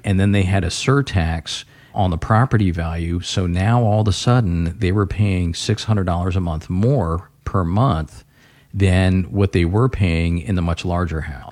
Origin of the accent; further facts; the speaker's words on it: Florida, United States; now in Ohio, United States; I grew up in Florida